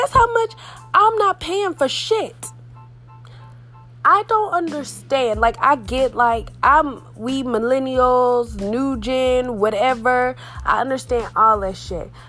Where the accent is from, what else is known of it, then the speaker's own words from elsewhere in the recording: Texas, United States; I'm from Texas, like born and raised